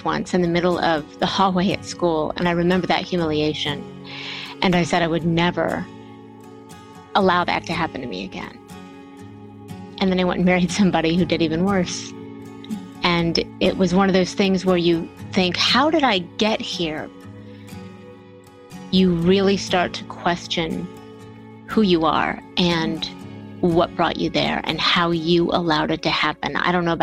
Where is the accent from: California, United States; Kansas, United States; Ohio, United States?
Ohio, United States; Bellevue; born or raised there; now in Atlanta, United States